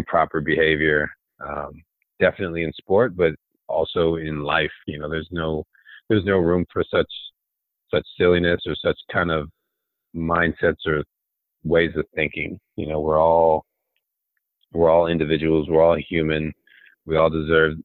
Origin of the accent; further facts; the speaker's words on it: Olney, Maryland, United States; I came from Olney, Maryland. You've probably never heard of that city. Olney, Maryland, a nobody